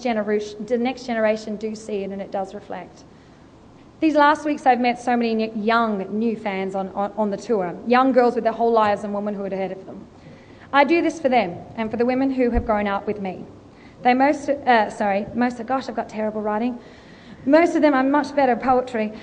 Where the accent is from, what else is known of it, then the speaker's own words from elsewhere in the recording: Australia; accent: Australian; she heard my Australian accent